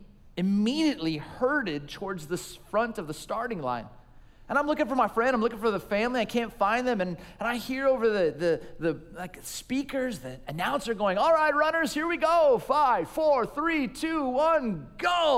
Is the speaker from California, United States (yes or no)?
yes; Southern California, United States; I grew up in Southern California in a small little town